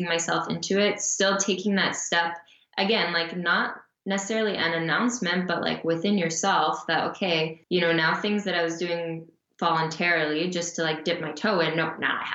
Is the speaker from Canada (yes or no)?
yes; Canada; also born or lived in Calgary, Alberta / Montreal, Quebec